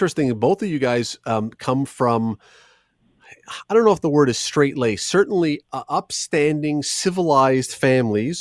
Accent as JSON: {"language": "English", "town": "Toronto", "region": "Ontario", "country": "Canada", "tie": "born or raised there", "said": "I grew up in Toronto"}